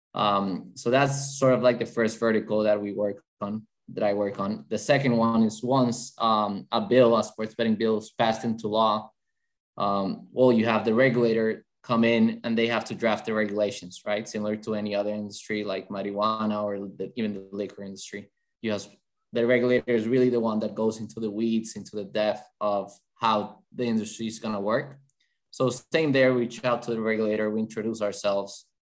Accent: Bogota, Bogotá Capital District, Colombia; English is a second language; so I'm originally from Colombia, in South America, from Bogota, the capital.

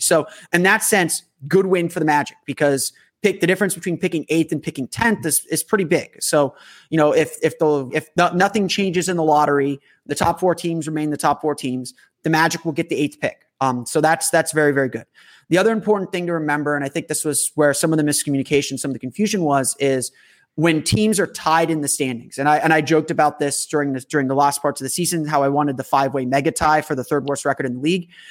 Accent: Orlando, Florida, United States; this is my hometown team.

